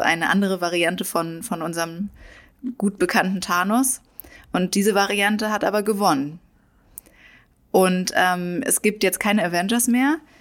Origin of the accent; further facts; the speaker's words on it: Germany; für uns in Deutschland